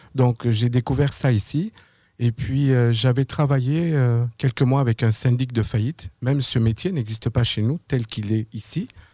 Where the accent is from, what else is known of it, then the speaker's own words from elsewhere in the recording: France; moved away as an adult; now in Quebec, Canada; je suis euh, au Québec depuis l'année 2009. Je viens de France.